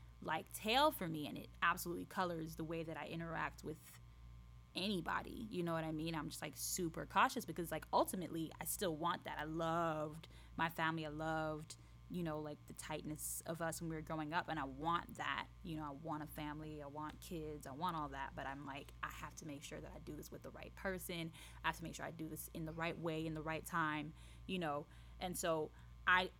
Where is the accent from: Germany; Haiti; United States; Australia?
Haiti; moved away; I grew up in Haiti